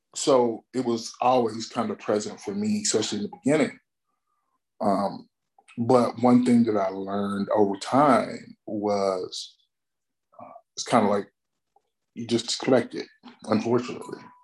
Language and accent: English; Alabama, United States; moved away; I'm originally from Alabama